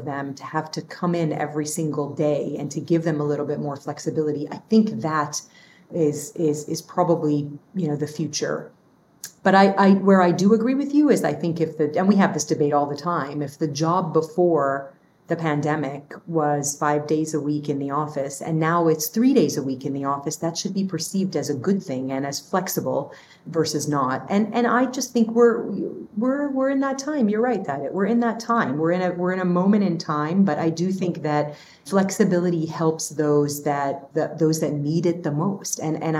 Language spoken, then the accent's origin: English; Dubai, United Arab Emirates; also born or lived in Lebanon; now in United States; Like I'm this kid from Lebanon who grew up in Dubai and moved to the US